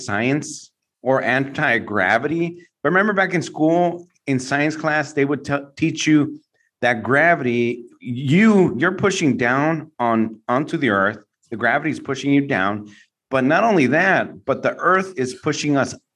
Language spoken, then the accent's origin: English; San Francisco, California, United States; I grew up in San Francisco, so you know we grew up getting earthquake ready